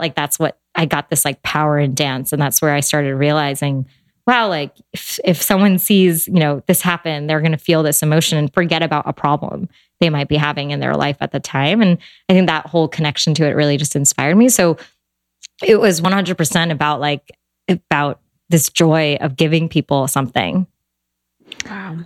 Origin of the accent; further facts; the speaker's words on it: United States; I was born and raised here in America. My parents, you know, immigrated here in the 70s